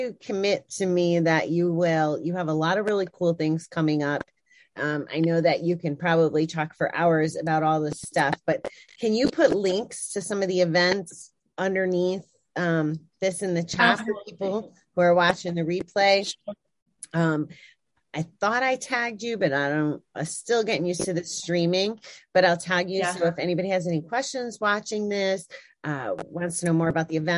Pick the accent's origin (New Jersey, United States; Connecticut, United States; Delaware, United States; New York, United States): Connecticut, United States; I'm from Connecticut